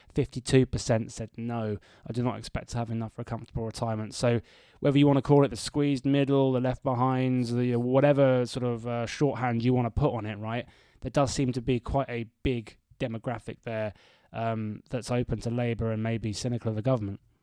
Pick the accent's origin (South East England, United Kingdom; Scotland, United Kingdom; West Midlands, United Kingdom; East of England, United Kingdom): East of England, United Kingdom; Bedford; my hometown of Bedford